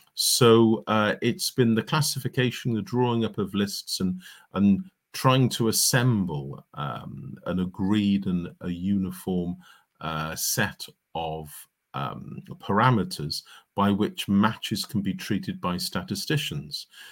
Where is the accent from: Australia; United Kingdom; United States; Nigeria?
United Kingdom; Cardiff, Wales; growing up in Cardiff in the, uh, late nineteen sixties, early nineteen seventies